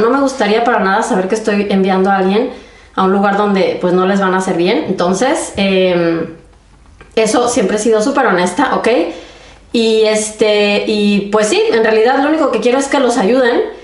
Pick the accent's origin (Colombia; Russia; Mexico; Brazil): Mexico; moved away as an adult; now in Germany